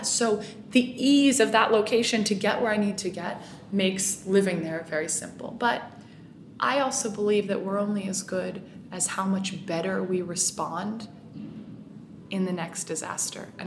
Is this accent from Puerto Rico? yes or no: yes; Puerto Rico; educating, inspiring, and mobilizing people towards solutions is something I believe passionately about in my hometown, in Puerto Rico, and all around the world.